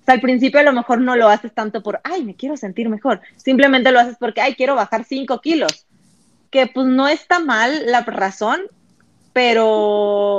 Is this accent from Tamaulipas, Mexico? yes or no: yes; Ciudad Victoria, Tamaulipas, Mexico; moved away as an adult; also born or lived in Monterrey; yo no soy de Monterrey, yo vengo de Ciudad Victoria, entonces me voy a Monterrey a estudiar la universidad